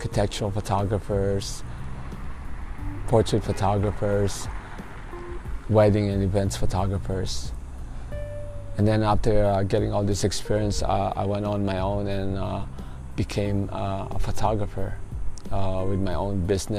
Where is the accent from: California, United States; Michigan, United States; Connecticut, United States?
California, United States; Los Angeles; moved away; I'm from Los Angeles, California